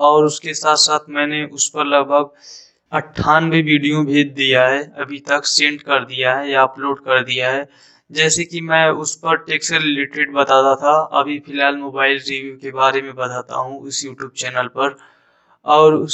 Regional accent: Jaunpur, Uttar Pradesh, India; और मैं उत्तर प्रदेश जौनपुर का रहने वाला हूँ

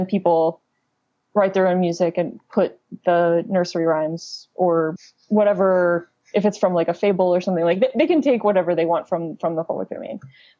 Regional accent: Kentucky, United States; also born or lived in New York; now in Los Angeles, United States; I'm from Kentucky originally

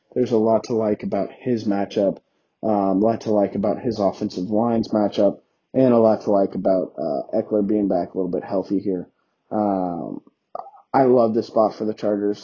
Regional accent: Texas, United States; I am from Texas

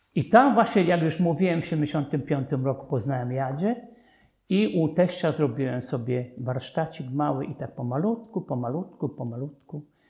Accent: Dąbrowa nad Czarną, Łódź Voivodeship, Poland; Dąbrowie nad Czarną, skąd wywodził się mój ojciec, ja się urodziłem

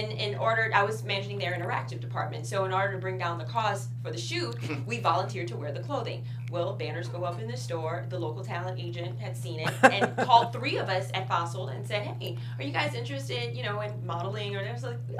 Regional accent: Louisiana, United States; moved away; we're both from Louisiana

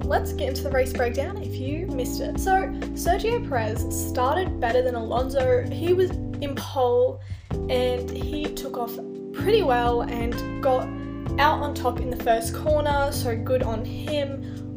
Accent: Australia; as an Australian

